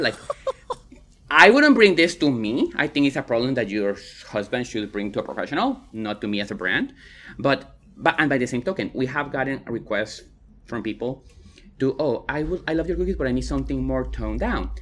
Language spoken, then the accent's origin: English; Guatemala; now in Austin, United States; I'm from Guatemala, but I pass as white